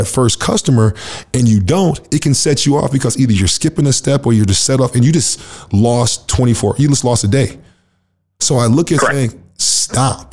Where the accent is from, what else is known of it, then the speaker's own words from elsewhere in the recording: United States; now in Canada; I'm from the States